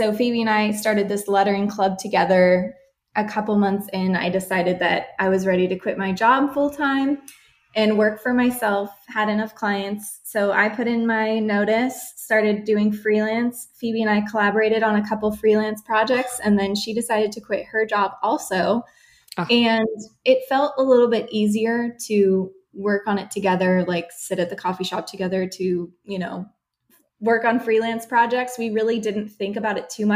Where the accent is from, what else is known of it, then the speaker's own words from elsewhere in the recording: San Diego, California, United States; also born or lived in Washington State; I grew up here in San Diego where we run our business